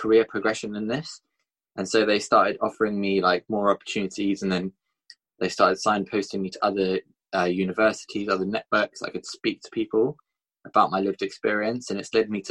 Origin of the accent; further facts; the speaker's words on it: Bournemouth, South West England, United Kingdom; my hometown in Bournemouth